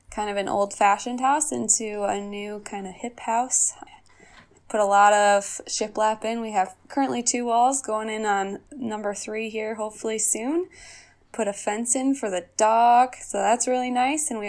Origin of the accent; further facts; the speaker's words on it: Oelwein, Iowa, United States; So I actually so moved back to my hometown here in Oelwein.